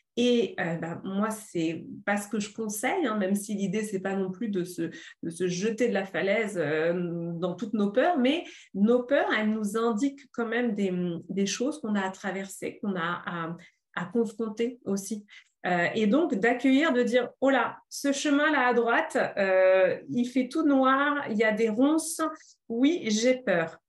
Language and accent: French; Paris, Île-de-France, France; moved away as an adult; Je suis parisienne, je suis urbaine